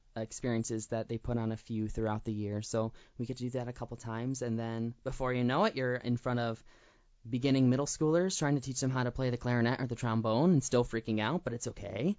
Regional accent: Clio, Michigan, United States; also born or lived in Nashville, Tennessee; I grew up in Clio, Michigan. So I was actually born in Nashville, Tennessee, but my, my parents moved about when I was three years old

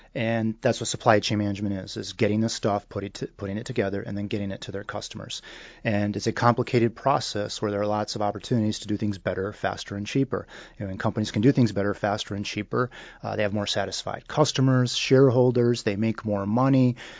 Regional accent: Michigan, United States; I grew up in the great state of Michigan.

